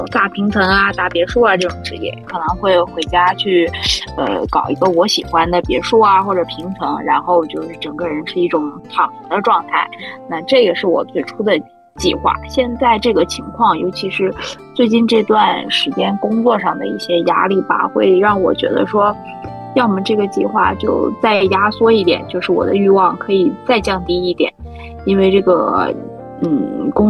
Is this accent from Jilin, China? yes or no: yes; Changchun, Jilin, China; now in Shanghai, China; 我的家乡是作为本轮疫情的另一个封闭点，长春